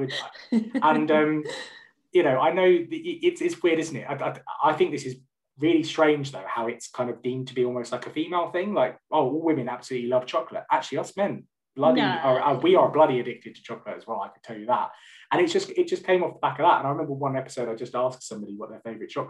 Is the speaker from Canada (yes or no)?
no; London, United Kingdom; moved away as an adult; now in West Midlands, United Kingdom; I'm originally from North London, and me and my wife moved up to the West Midlands to be closer to her family about a year and a half ago